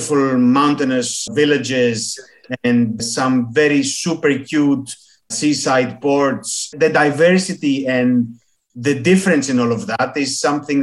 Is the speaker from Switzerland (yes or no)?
no; Greece